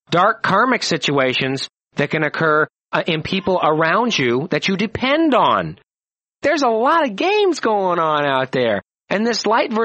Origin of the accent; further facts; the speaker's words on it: United States; I was raised in America.